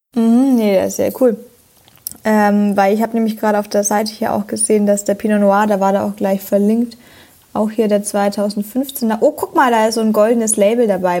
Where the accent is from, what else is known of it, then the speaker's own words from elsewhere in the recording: Franconia, Bavaria, Germany; ich bin Franke